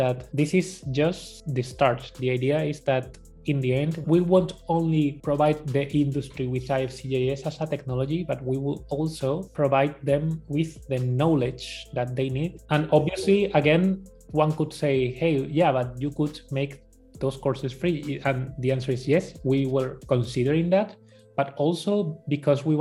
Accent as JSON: {"language": "English", "country": "Spain", "accent": "Spanish", "second_language": "English", "said": "my Spanish accent"}